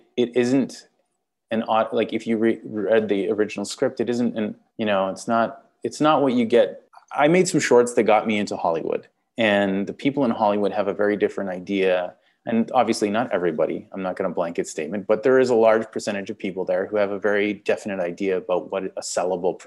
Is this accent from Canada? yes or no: yes; Canada; accent: Canadian; I'm Canadian